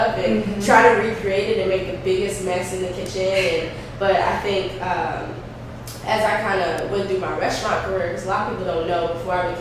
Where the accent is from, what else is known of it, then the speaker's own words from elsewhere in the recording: North Carolina, United States; moved away; also born or lived in New York / Washington, District of Columbia, United States; I was born in New York, but raised in North Carolina